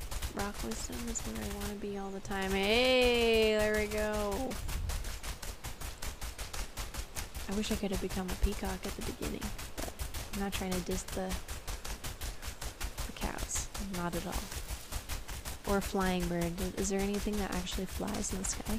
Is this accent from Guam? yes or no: no; Canada; accent: Canadian; my Canadian accent just came through